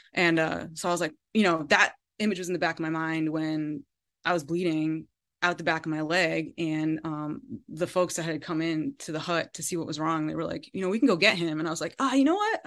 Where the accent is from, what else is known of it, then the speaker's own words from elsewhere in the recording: Connecticut, United States; my upbringing in Connecticut and growing up in New England